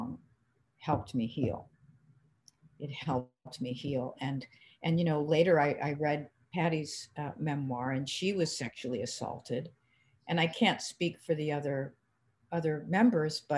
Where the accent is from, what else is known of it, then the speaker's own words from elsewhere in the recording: Cleveland, Ohio, United States; we're from Cleveland